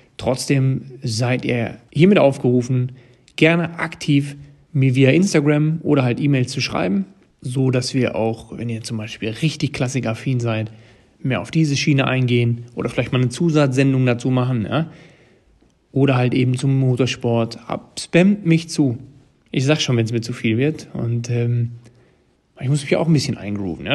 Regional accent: Ruhr area, North Rhine-Westphalia, Germany; als Ruhrpottler

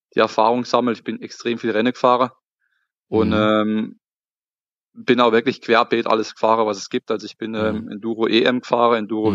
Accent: Emmendingen, Baden-Württemberg, Germany; ich komme ähm, aus dem Schwarzwald, aus, ja, besser gesagt, aus dem Kaiserstuhl. Schau, ja. Äh, relativ bekannte Urlaubsregion, Weinregion. Und genauer gesagt aus Emmendingen

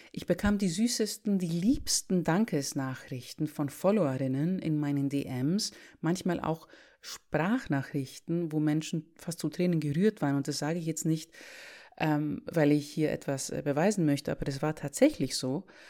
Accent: Greece; moved away; Ich bin gerade zu Besuch in meinem Heimatland, um die Familie zu sehen

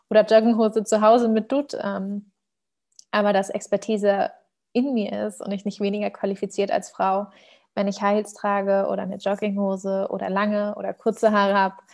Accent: Germany; werde dann immer gefragt, woher ich denn komme. Und mir glaubt dann immer keiner, wenn ich sage, ich bin Deutsche.

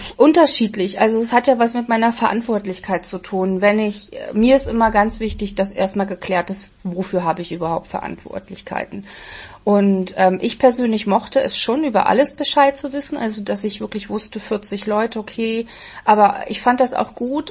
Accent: Berlin, Germany; wir kommen eigentlich aus der Hauptstadt

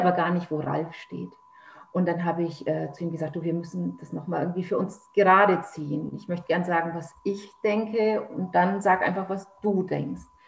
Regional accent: Nuremberg, Bavaria, Germany; now in Lower Saxony, Germany; ich komme ursprünglich aus Nürnberg, lebe jetzt aber hier in Niedersachsen

